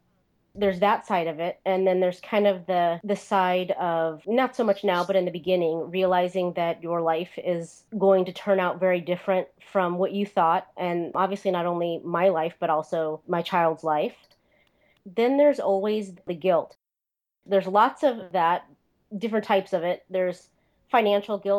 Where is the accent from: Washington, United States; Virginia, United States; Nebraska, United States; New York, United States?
Nebraska, United States; Omaha; moved away; I am from Omaha, Nebraska